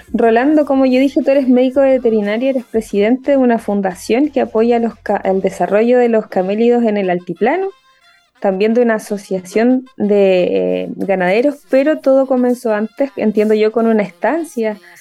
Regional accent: Concepción, Biobío, Chile; yo soy de Concepción

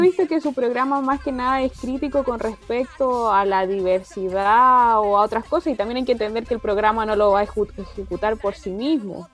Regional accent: Chile

